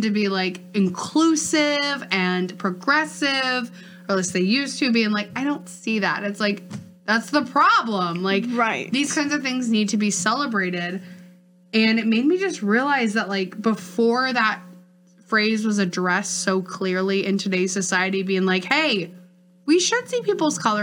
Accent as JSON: {"language": "English", "town": "Northfield", "country": "United States", "tie": "born or raised there", "said": "I grew up in Northfield. It's like, there wasn't that much diversity there."}